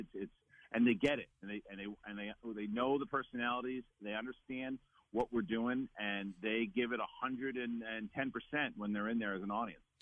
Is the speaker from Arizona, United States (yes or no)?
no; New York, United States; moved away; also born or lived in Los Angeles; I'm from New York.